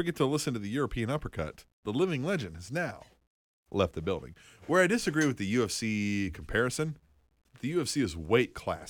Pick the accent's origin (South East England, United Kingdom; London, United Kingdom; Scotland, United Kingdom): Scotland, United Kingdom; I'm Scottish. I need no help.